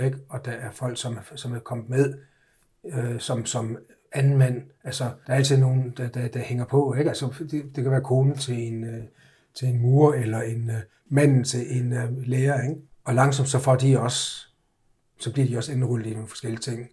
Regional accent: Egtved, Southern Denmark, Denmark; moved away as an adult; also born or lived in United States / Vorbasse / Copenhagen; jeg har boet, jeg har boet og vokset op i, i, øh, i Jylland og gået, gået alt 10 år i skole i Jylland, ja. i Ægtved.

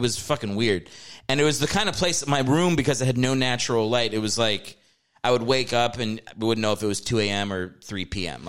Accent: Virginia, United States

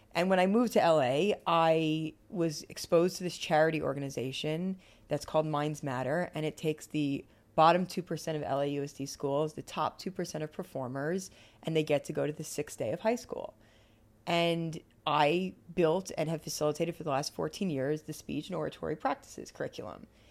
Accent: Bergen County, New Jersey, United States; moved away as an adult; also born or lived in Ithaca, New York / Los Angeles, California; I grew up on the East Coast, outside of New York City, in a place called Bergen County, New Jersey

